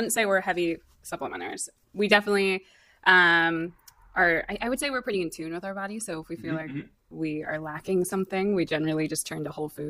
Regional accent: Bryn Mawr area, Pennsylvania, United States; moved away as an adult; also born or lived in West Coast; I am also one of the doctors at Momenta Chiropractic in Bryn Mawr. So I grew up in the area, then moved to the West Coast to just experience life out there.

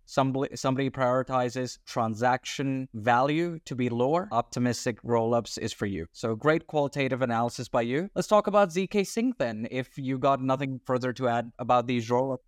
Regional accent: Australia; I'm an Australian citizen.

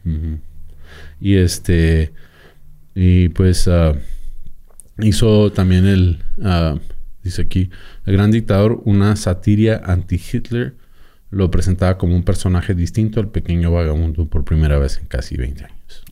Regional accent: Mexico; como mexicano

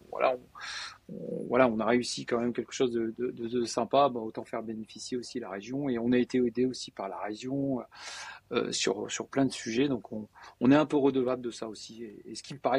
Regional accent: Denain, Hauts-de-France, France; moi je suis de Denain, donc Denain c'est vraiment on va dire un peu euh, euh, le valenciennois, donc c'est très industriel, très ouvrier.

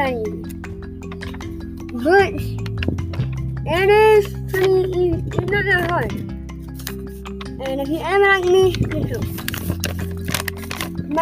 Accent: San Angelo, Texas, United States; also born or lived in Midland, Texas; I was born in Midland. I moved to San Angelo, I was born in Midland. And I moved to San Angelo in 2015 when I was 5 years old

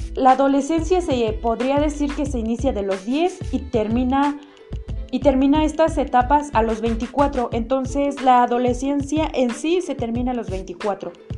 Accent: Mexico; nosotros como mexicanos

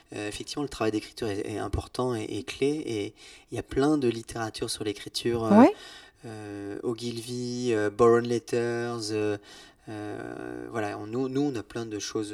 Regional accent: Brittany, France; je suis breton

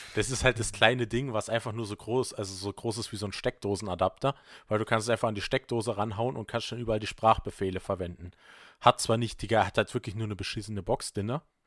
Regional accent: Vorarlberg, Austria; bei uns in Vorarlberg gibt es halt leider kein Subway

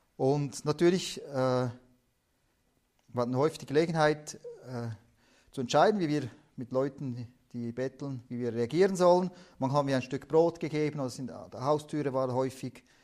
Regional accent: Switzerland; also born or lived in Tajikistan; Schweiz hier sind wir ja nicht reich

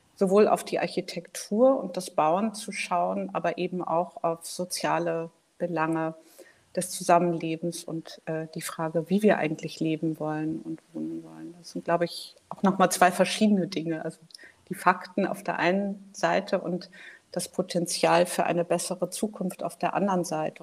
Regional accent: Hamburg, Germany; now in Berlin, Germany; Ich komme ursprünglich aus Hamburg, lebe aber schon lange in Berlin

